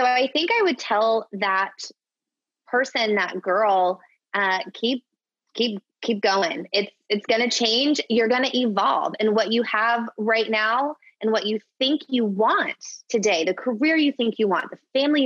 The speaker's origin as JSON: {"language": "English", "town": "Orlando", "region": "Florida", "country": "United States", "moved": "as an adult", "lives_now": "Phoenix, United States", "said": "So we moved to Phoenix 7 years ago. And prior to that, I'm from Orlando, Florida"}